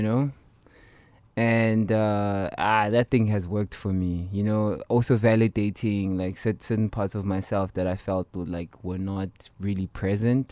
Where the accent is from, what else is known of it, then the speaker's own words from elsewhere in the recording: Soweto, Gauteng, South Africa; growing up in Soweto